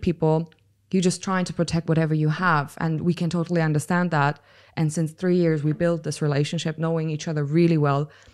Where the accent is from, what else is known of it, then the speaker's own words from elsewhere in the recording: Germany; I was born and raised in Germany